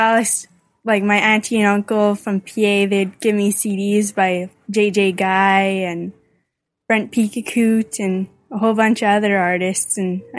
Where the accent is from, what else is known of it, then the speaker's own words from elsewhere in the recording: Big River, Saskatchewan, Canada; I'm from Big River